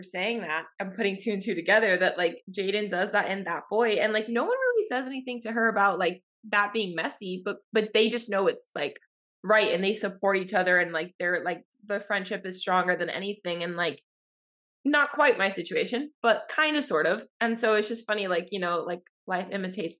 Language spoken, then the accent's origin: English; Miami, Florida, United States; also born or lived in Orlando, Florida; I'm from Florida, Miami, grew up here my entire life.